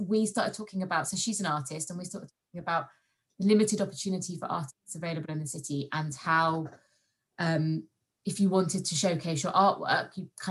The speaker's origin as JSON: {"language": "English", "region": "London", "country": "United Kingdom", "also_born_or_lived": "Kent", "said": "So I'm originally from London via Kent, as my parents still live in Kent."}